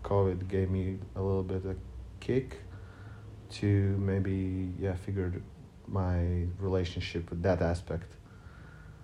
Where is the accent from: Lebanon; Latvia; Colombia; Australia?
Latvia; Riga; I'm from Riga